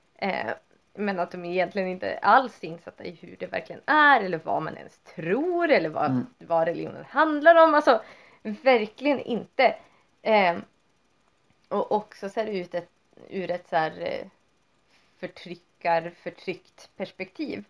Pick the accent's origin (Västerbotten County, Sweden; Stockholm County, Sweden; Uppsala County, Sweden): Västerbotten County, Sweden; Vindeln; där jag växte upp, det är ju inte som om så här, man hade typ typ religiös, typ kristna friskolan i Vindeln